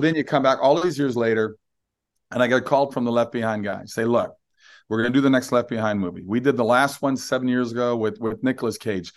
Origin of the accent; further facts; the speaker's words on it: Minnesota, United States; I'm from Minnesota